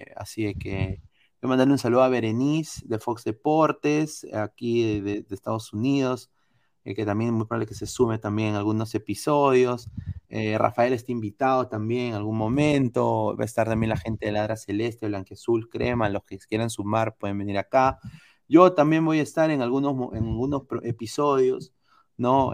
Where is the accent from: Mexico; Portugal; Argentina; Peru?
Peru; Yo soy de Perú